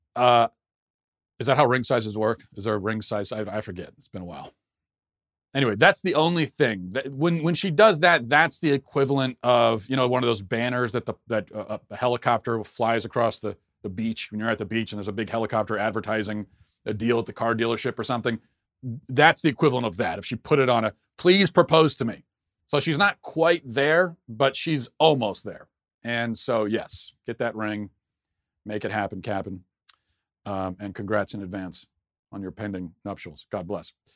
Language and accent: English; United States; I'm an American